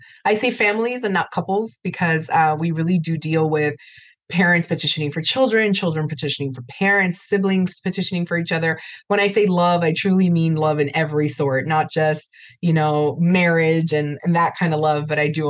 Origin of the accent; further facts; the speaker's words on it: Miami, Florida, United States; born there; So similar to you, I was born here in Miami.